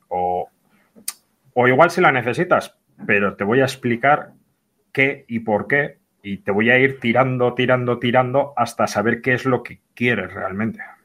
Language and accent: Spanish; Bilbao, Basque Country, Spain; yo soy de aquí, de Bilbo